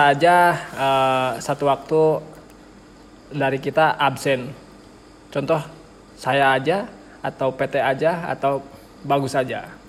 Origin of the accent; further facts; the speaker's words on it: Cibingbin, West Java, Indonesia; Menurut uh, pemikiran kecil saya dulu sempat tidak mengakui saya bukan orang Cibingbin gitu.